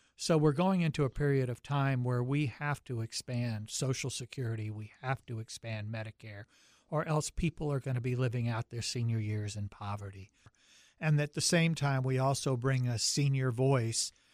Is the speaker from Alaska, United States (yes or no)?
no; Charlotte, North Carolina, United States; accent: deep Southern; moved away as an adult; also born or lived in Syracuse, New York / Seattle, Washington; I grew up in Charlotte, North Carolina